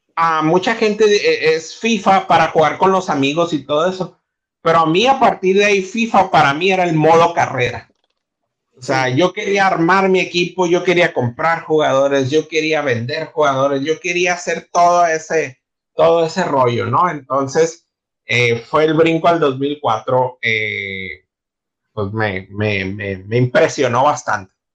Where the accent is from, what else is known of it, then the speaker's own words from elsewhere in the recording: Ciudad Obregón, Sonora, Mexico; moved away as an adult; now in Mexicali, Mexico; Yo llegué a Mexicali hasta el 2012. Entonces, yo vengo de Ciudad Obregón